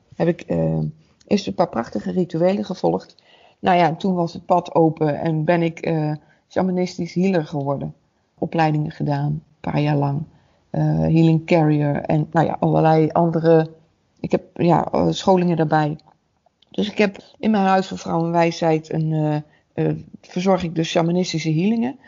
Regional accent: Waalwijk, North Brabant, Netherlands; Ik kom uit Waalwijk

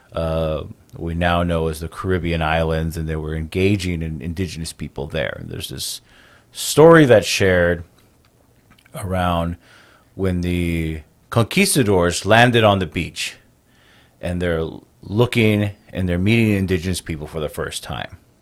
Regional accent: United States; born and raised on the Navajo Nation, which is the largest Native American tribe in the United States

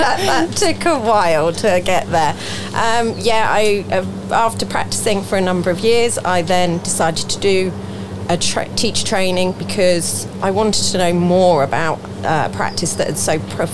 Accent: Farnborough, South East England, United Kingdom; also born or lived in Norwich; Originally I was from Norwich, but didn't live there very long. Moved to Farnborough.

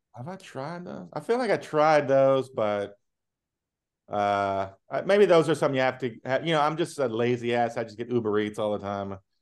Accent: the South, United States; also born or lived in Richmond; growing up in the South

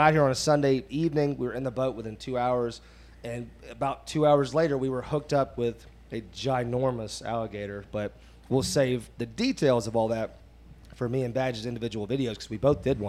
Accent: North Florida, United States; also born or lived in Gainesville, Florida; I just grew up in North Florida

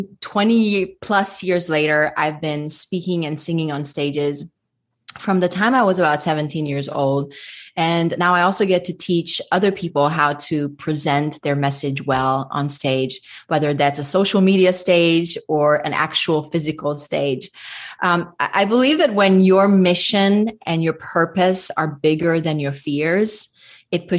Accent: Budapest, Hungary; moved away as an adult; now in Nashville, United States; I am ethnic Hungarian. I was raised in Budapest, Hungary. And my husband and I moved to the States in 2007. And currently, we live just outside of Nashville

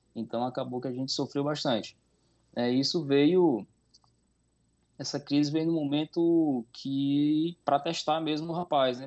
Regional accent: Sobral, Ceará, Brazil; moved away as an adult; now in Roraima, Brazil; sou nascido no, na cidade de Sobral, Ceará

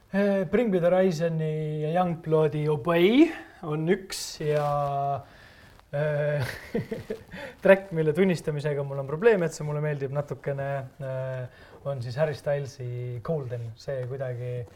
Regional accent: Estonia

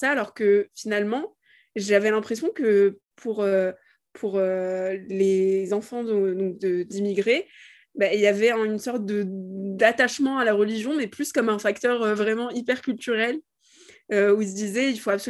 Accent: Marrakech, Marrakesh-Safi, Morocco; moved away as an adult; now in France; j'ai grandi au Maroc, euh, à Marrakech. J'ai fait mon lycée français à, Marrakech. Et puis maintenant, je suis en France, euh, du coup, pour mes études.

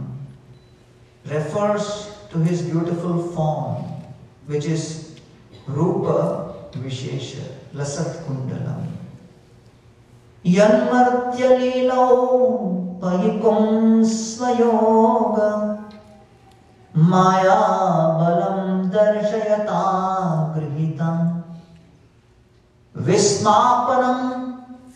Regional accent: India; We are from India

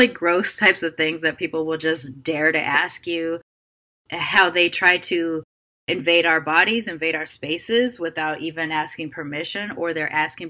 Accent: California, United States

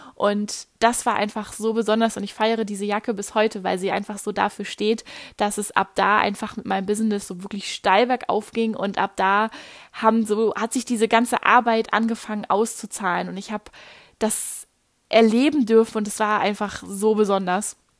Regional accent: Germany; moved away as an adult; einen Moment bleibe ich erstmal hier in Deutschland

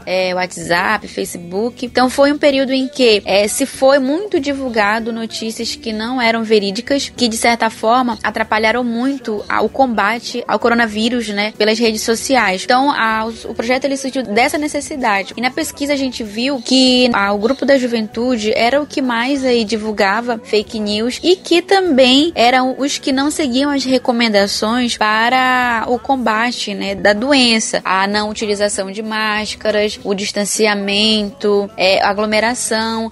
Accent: Amazonas, Brazil; accent: Amazonense; a gente utilizou uma linguagem amazonense, trazendo aí o nosso dialeto

